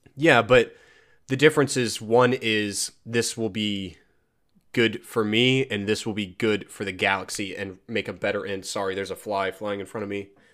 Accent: United States; I'm American.

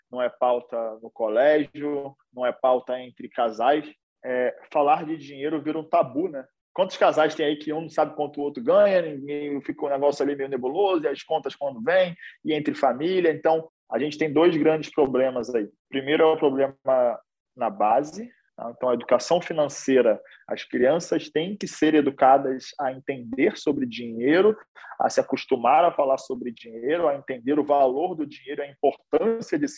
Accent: Rio de Janeiro, Brazil; sou sou carioca aí, que sotaque já denuncia um pouco, apesar de não ter muito. É... nasci aqui no Rio de Janeiro, numa, num lugar chamado Morro da Providência

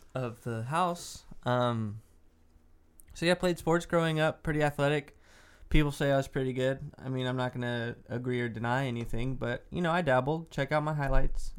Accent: Dallas, Texas, United States; I'm from Dallas

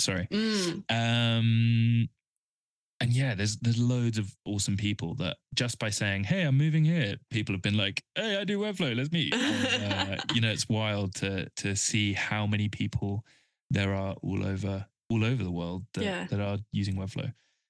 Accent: England, United Kingdom; one, I'm English and can't speak Spanish

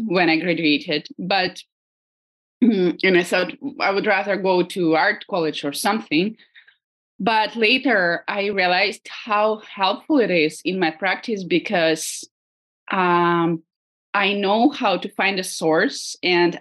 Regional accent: Moscow, Russia; moved away as an adult; now in San Francisco, United States; Originally I'm from Moscow, and I right now I live in San Francisco

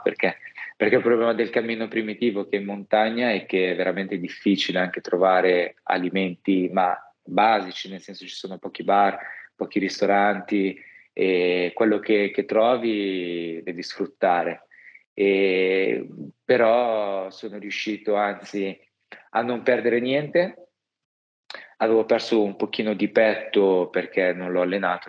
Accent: Milan, Lombardy, Italy; also born or lived in Rome; da milanese

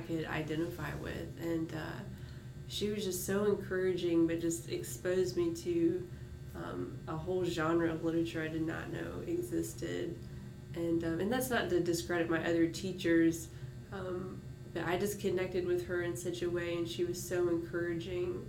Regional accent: Martinez, Georgia, United States; also born or lived in Augusta, Georgia; I was born in Augusta at University Hospital and uh, grew up in Martinez outside of Augusta

